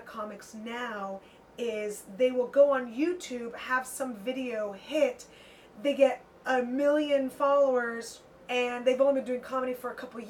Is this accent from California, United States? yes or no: yes; San Francisco, California, United States; I grew up in San Francisco.